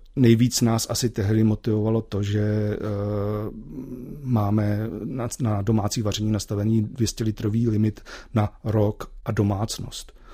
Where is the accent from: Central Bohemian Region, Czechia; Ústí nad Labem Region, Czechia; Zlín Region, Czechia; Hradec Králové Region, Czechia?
Ústí nad Labem Region, Czechia; Ústí nad Labem; jsem z Ústí nad Labem